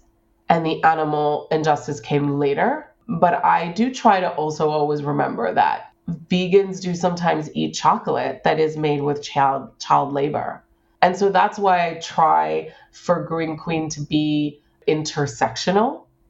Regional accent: Hong Kong; born there; also born or lived in United States / Singapore / South America; I was born in Hong Kong. I went to university in the United States. I spent 3 years of my high school life in Singapore. I then lived in South America.

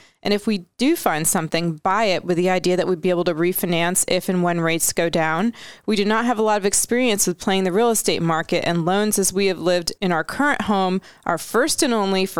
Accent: Canada; My only issue is I'm Canadian.

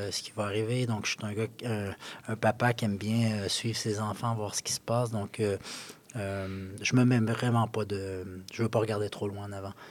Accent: Quebec, Canada; moi, si moi, je suis québécois, donc euh, si mes enfants avaient la chance de jouer dans ma propre ville

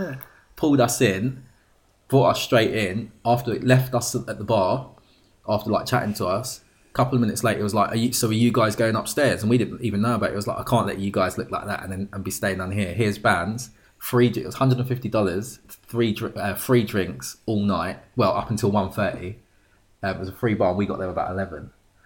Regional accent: United Kingdom; Literally, as you can see, I'm British.

